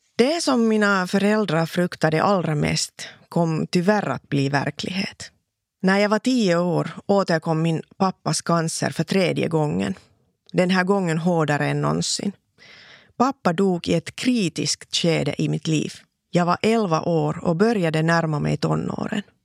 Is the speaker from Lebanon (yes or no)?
no; Laihia, Ostrobothnia, Finland; first language Finnish; Swedish is a second language; also born or lived in Vaasa; Jag föddes i Vasa för 44 år sedan